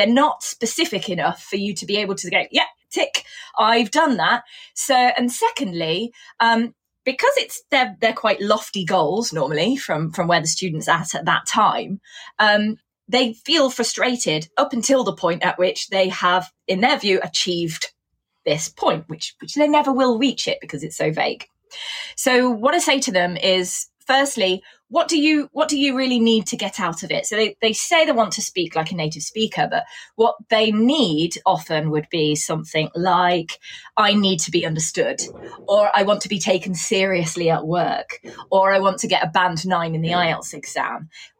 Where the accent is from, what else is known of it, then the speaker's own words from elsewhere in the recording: Coventry, West Midlands, United Kingdom; accent: Coventry; when I grew up in Coventry, I had a really thick Coventry accent, and it's quite easy to tease people with that accent.